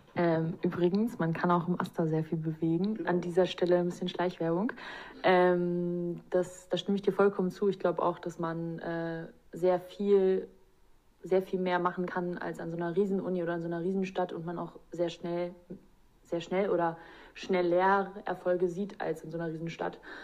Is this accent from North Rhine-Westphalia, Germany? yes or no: yes; North Rhine-Westphalia, Germany; now in Frankfurt (Oder), Germany; ich komme aus Nordrhein-Westfalen